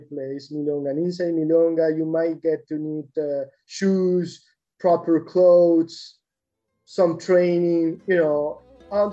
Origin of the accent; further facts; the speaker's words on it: Argentina; being Argentinian